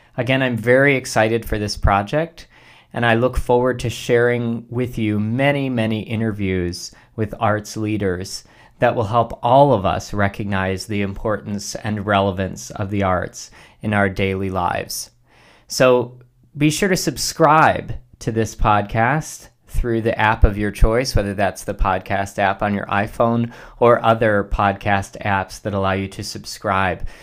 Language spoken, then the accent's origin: English; Ohio, United States; my home state of Ohio. Here in Ohio